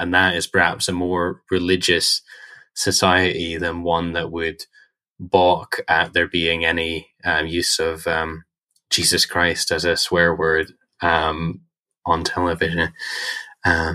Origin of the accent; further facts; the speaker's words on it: Northern Ireland, United Kingdom; when I was growing up in Northern Ireland